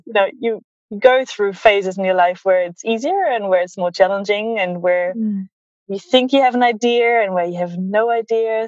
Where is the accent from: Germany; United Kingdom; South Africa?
Germany; Berlin; growing up in Berlin and having like a German upbringing